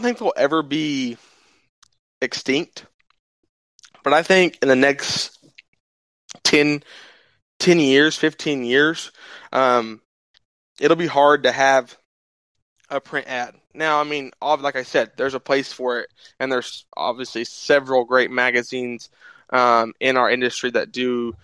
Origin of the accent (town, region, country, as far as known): Altus, Oklahoma, United States; born or raised there